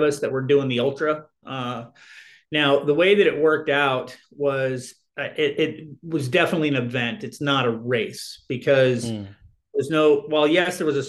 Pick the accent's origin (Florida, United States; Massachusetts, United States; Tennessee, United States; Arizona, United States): Arizona, United States; I'm from Arizona and it's hot here